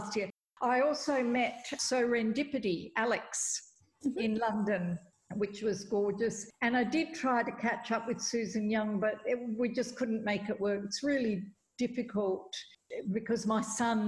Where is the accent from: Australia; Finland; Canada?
Australia; Perth, Western Australia; I'm from Perth, and we were both in Boston